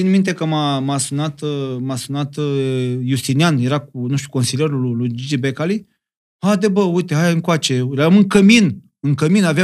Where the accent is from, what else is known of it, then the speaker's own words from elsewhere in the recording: Moldavia, Romania; accent: Moldovan; Am vorbit cu accentul meu de moldovean.